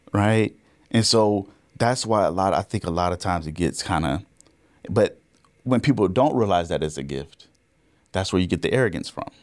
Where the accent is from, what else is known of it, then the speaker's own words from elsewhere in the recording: Orlando, Florida, United States; I grew up in Orlando, Florida, actually.